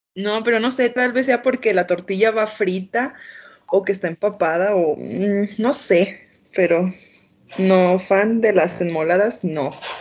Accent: Guanajuato, Mexico; tengo 19 años, soy de Guanajuato

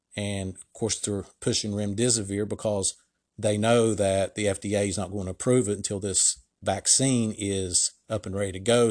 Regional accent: Ohio, United States; my home state of Ohio

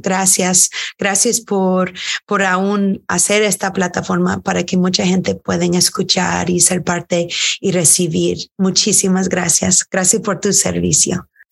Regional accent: United States; also born or lived in Houston, Texas; Nuestras madres son de Irlanda, somos primera generación americanos

